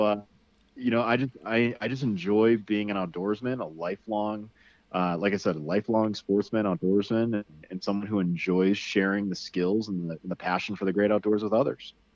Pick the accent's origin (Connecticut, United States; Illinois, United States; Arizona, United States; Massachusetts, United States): Connecticut, United States; I grew up in Connecticut